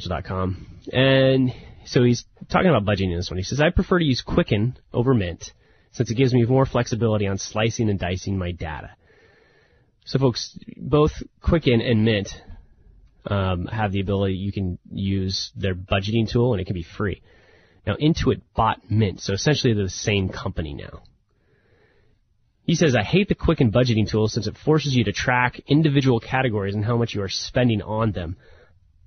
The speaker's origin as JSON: {"language": "English", "area": "the Northwest", "region": "Pacific Northwest", "country": "United States", "tie": "born or raised there", "said": "I'm a big Blazer fan growing up in the Northwest"}